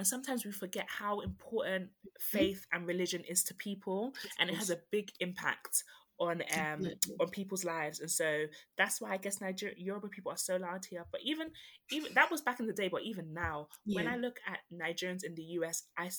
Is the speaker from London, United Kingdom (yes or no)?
yes; London, United Kingdom; I grew up in South London.